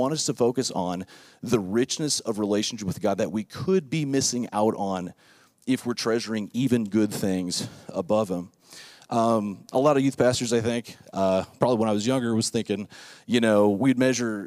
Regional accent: Lake Worth, Florida, United States; when I was growing up in Lake Worth, Florida, South Florida

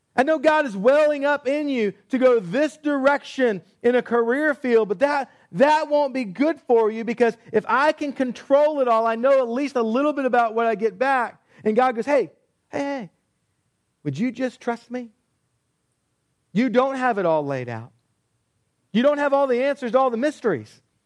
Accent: Texas, United States; I grew up in Texas

